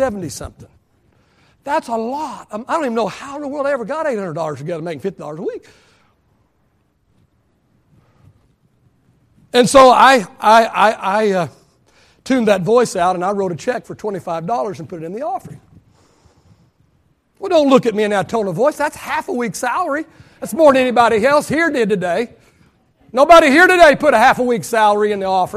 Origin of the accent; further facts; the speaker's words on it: Kansas, United States; I'm from Kansas.